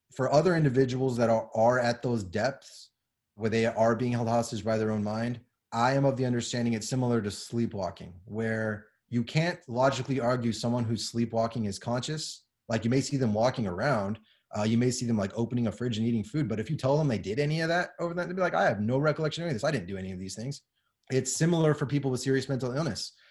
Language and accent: English; Southern California, United States; now in San Antonio, United States; I grew up in Southern California as a child